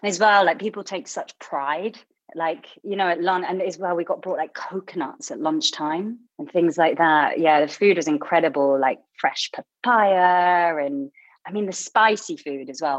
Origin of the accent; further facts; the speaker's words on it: Blackpool, North West England, United Kingdom; I guess I never knew it was quite a unique place in a way like I grew up